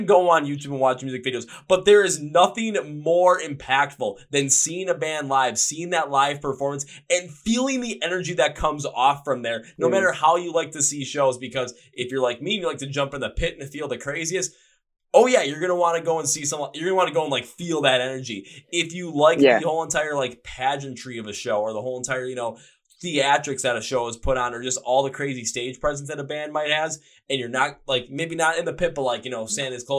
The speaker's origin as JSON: {"language": "English", "town": "Milwaukee", "region": "Wisconsin", "country": "United States", "tie": "born or raised there", "said": "my hometown of Milwaukee"}